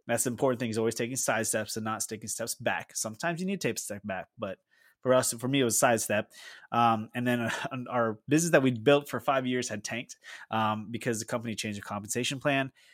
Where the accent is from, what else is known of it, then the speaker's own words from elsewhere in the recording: Philippines; moved away as an adult; now in United States; I grew up in the Philippines